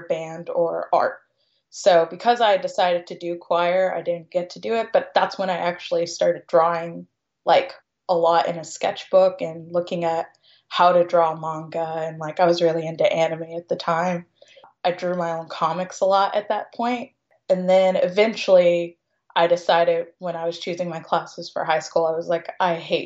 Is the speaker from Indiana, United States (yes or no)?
yes; Jeffersonville, Indiana, United States; also born or lived in Louisville, Kentucky / Sellersburg, Indiana; I was born in Louisville, Kentucky, but I was raised in Jeffersonville, Indiana, which is right across the river